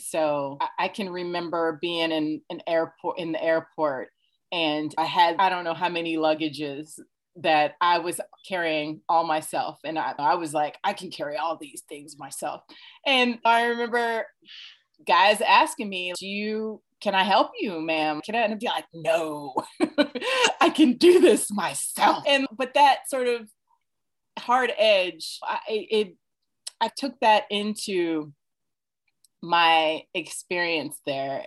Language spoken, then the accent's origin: English; Indiana, United States; moved away as an adult; also born or lived in New York; I'm from Indiana originally